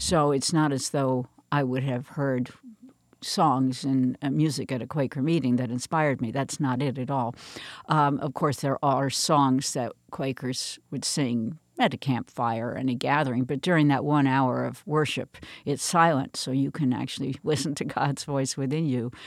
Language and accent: English; New Canaan, Connecticut, United States; I grew up in New Canaan, Connecticut, which is still where I have a home now